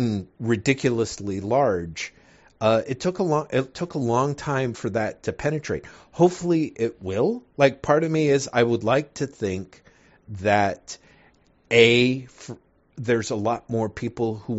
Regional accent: United States

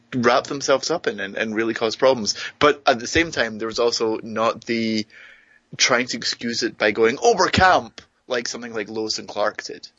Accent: Greenock, Scotland, United Kingdom; moved away; my hometown

